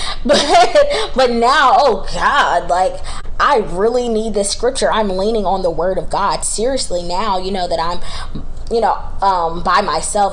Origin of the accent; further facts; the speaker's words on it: Charlotte, North Carolina, United States; I am from Charlotte, North Carolina, uh, born and raised.